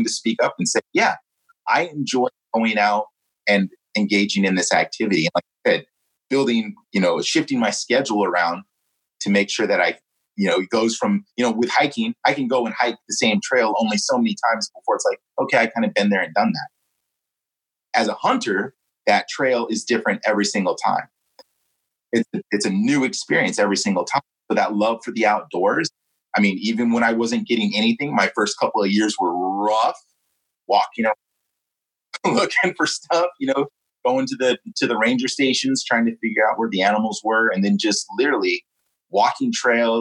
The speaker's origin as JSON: {"language": "English", "region": "California", "country": "United States", "said": "here on the left coast, you know, with, you know, all the things, the stigmas attached to being a Californian"}